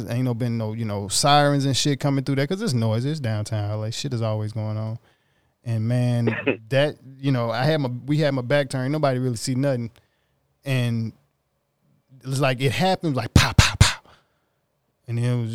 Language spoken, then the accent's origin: English; Mississippi, United States; now in Los Angeles, United States; I'm from Mississippi